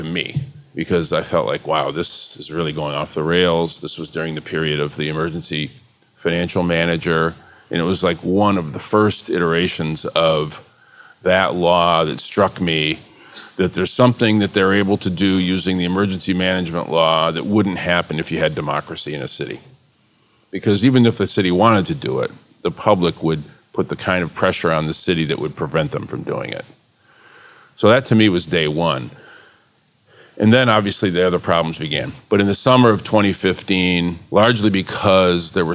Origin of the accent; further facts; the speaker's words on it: Flint, Michigan, United States; the people of my hometown